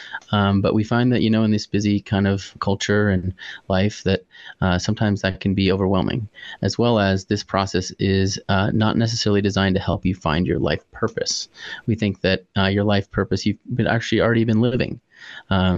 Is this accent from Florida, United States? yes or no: no; Manitou Springs, Colorado, United States; now in Denver, United States; My dad moved out here about 40 years ago and started his life in Manitou Springs, where I grew up